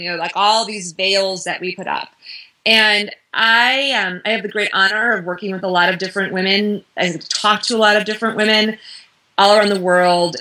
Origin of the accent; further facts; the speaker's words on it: Midwest, United States; I'm from the Midwest